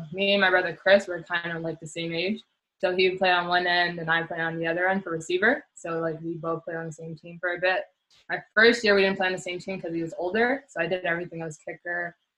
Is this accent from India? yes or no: no; Montreal, Quebec, Canada; moved away as an adult; also born or lived in Turkey / Poland; I grew up, for the most part, I grew up in La Chine. So La Chine, Dorval area.